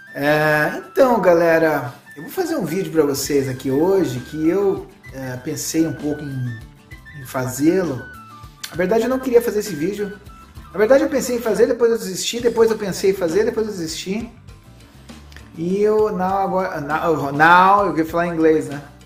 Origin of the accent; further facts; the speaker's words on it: Brazil; eu vou falar como brasileiro